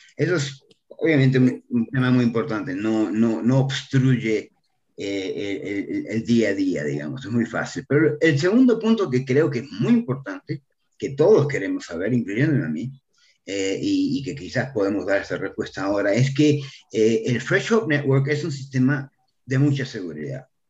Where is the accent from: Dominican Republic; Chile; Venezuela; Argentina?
Argentina; now in Mexico; soy un argentino perdido en México